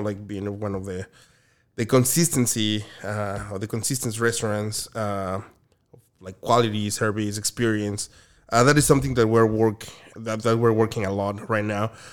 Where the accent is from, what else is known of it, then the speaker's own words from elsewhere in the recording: Mexico City, Mexico; moved away as an adult; also born or lived in Oaxaca; now in Orange County, United States; I'm from Mexico City.